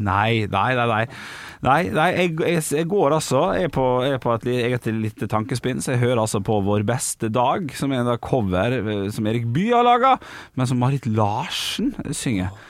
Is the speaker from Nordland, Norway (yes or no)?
no; Ålesund, Møre og Romsdal, Norway; Vi skal til min hjemby